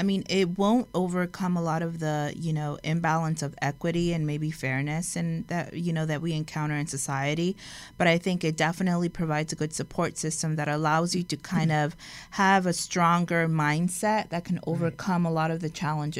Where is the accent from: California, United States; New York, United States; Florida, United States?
California, United States; Compton; being born and raised in Compton